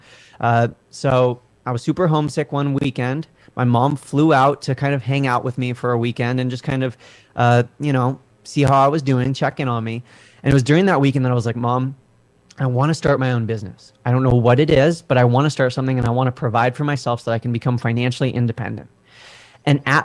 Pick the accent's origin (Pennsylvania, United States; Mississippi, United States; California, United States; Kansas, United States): California, United States; Southern; moved away as an adult; also born or lived in Washington, D.C.; And I'm from Southern California